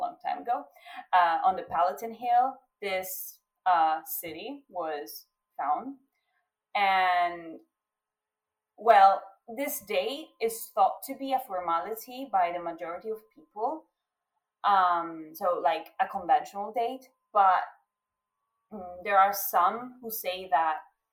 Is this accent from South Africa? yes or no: no; Italy; I'm from Italy. I'm 100% Italian